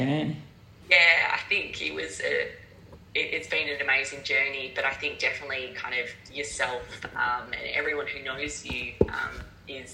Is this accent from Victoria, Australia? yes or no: yes; Melbourne, Victoria, Australia; moved away as an adult; also born or lived in United Kingdom; I am originally from Melbourne, Australia